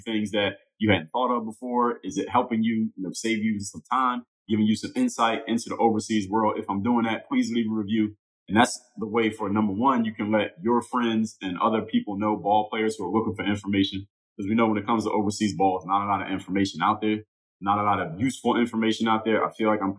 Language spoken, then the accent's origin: English; United States; we're born and raised in America